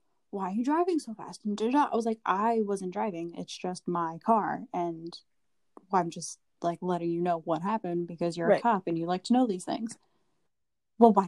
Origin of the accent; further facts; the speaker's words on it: New York, United States; we're from New York